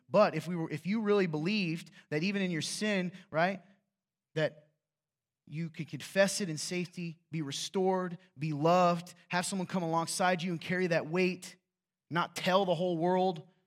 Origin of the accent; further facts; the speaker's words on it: the South, United States; I'm from the South